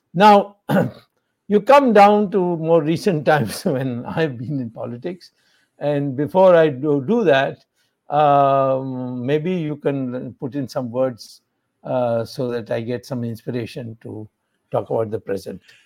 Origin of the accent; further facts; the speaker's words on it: Madurai, Tamil Nadu, India; I got elected in Madurai, which is, of course, my hometown